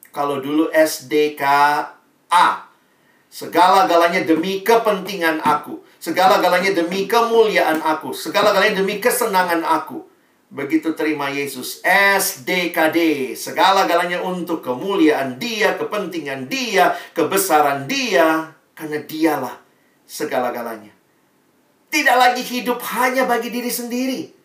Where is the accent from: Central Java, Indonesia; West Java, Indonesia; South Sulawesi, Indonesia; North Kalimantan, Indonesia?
South Sulawesi, Indonesia; Makassar; Saya lahir besar di Makassar